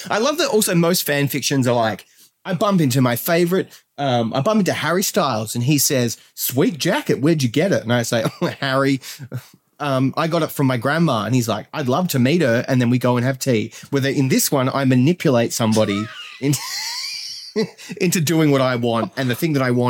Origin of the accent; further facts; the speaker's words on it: Australia; I come all the way from Australia to watch Spurs.